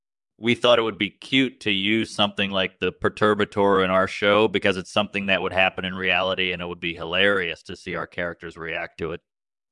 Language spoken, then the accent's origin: English; Washington, United States; Sure thing. I'm from Washington, and I've been acting for about 15 years now.